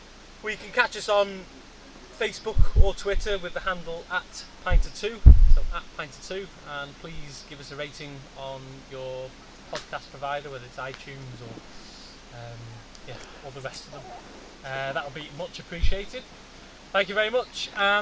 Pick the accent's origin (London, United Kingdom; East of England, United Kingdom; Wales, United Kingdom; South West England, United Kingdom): Wales, United Kingdom; I'm a Welshman